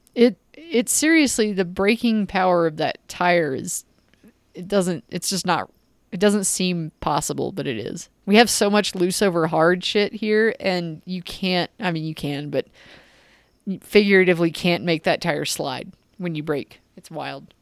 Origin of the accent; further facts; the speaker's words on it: United States; I'm American